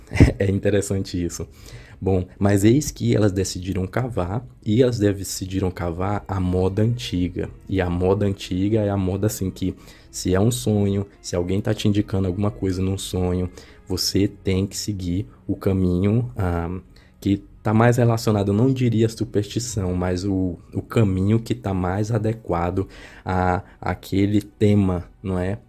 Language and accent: Portuguese; Caxias, Maranhão, Brazil; also born or lived in Teresina, Piauí / Goiás; now in Goiânia, Brazil; eu nasci em Teresina, Piauí, e acabei morando boa parte da minha infância e adolescência em Caxias, Maranhão